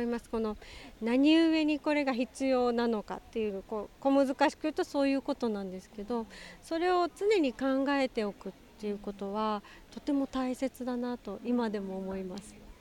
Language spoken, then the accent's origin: Japanese; Okinawa, Japan; also born or lived in Tokyo; 私は沖縄出身なので